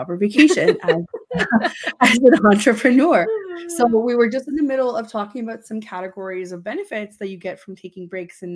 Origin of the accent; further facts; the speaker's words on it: Romania; now in Canada; When I was growing up in Romania, we had a really long break